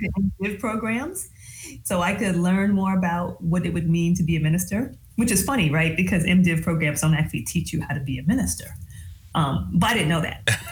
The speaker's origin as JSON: {"language": "English", "region": "Michigan", "country": "United States", "tie": "born or raised there", "also_born_or_lived": "New England / mid South", "moved": "as an adult", "said": "So I grew up in the Midwest. I grew up in Michigan and I am a GM baby"}